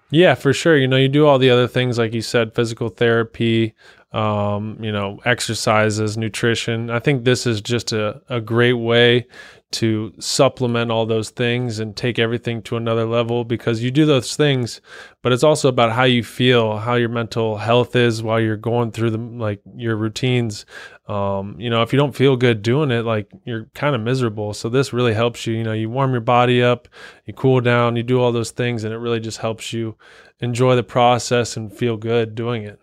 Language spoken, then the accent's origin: English; Cincinnati, Ohio, United States; also born or lived in Columbus, Ohio; I was born and raised Cincinnati, went to Moeller High School